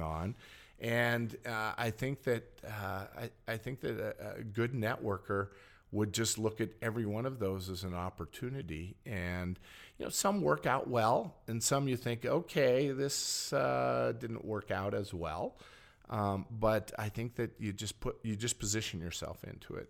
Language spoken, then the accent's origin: English; Helena, Montana, United States; I was born, raised in Helena